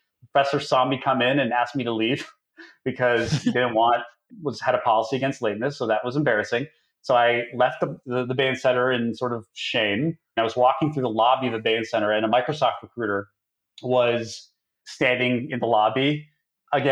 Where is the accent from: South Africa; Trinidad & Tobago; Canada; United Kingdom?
Canada; Toronto, Ontario; I'm originally from Toronto